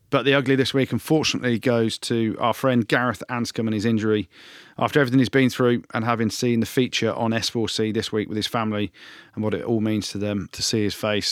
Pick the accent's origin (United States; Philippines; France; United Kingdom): United Kingdom; England; I'm back in England because I'm English